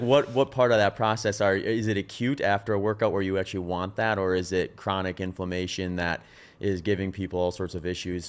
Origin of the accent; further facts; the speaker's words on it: Wisconsin, United States; also born or lived in Phoenix; now in Austin, United States; growing up in Wisconsin, we had humid summers